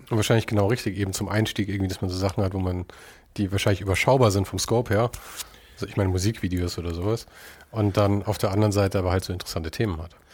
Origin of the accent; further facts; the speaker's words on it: Munich, Bavaria, Germany; moved away; also born or lived in Los Angeles; Ich komme aus München